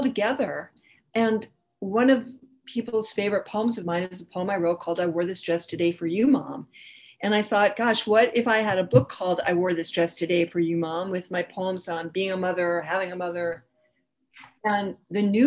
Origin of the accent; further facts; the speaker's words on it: New York City, New York, United States; I grew up in New York City